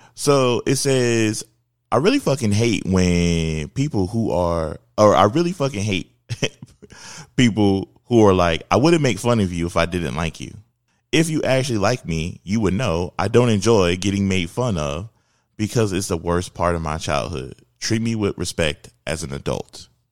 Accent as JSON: {"language": "English", "town": "Philadelphia", "region": "Pennsylvania", "country": "United States", "tie": "born or raised there", "said": "I grew up in Philadelphia"}